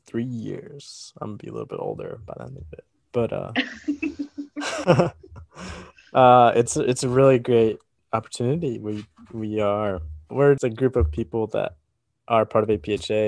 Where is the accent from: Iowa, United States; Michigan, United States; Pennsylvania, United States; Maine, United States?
Iowa, United States; growing up in Iowa